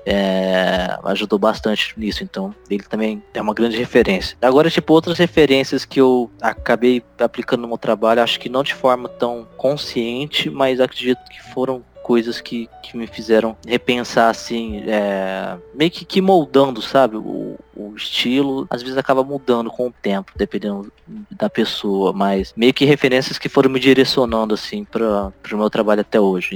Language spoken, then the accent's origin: Portuguese; Ribeirão Preto, São Paulo, Brazil; lá na minha cidade natal, é, interior de São Paulo, é, Ribeirão Preto